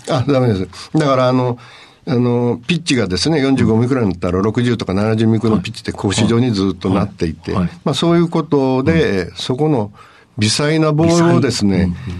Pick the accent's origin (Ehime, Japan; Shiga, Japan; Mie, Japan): Ehime, Japan; Imabari; moved away as an adult; also born or lived in Shizuoka; 愛媛県の今治市の外れです